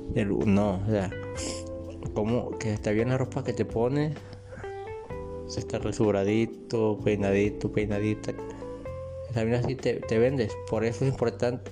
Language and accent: Spanish; Colima, Mexico; yo soy de Colima, en México